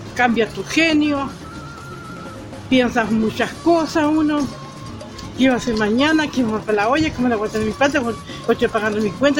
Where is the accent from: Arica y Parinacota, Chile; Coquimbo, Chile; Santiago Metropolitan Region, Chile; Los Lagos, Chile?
Los Lagos, Chile; Chiloé; como chilotes que somos chilenos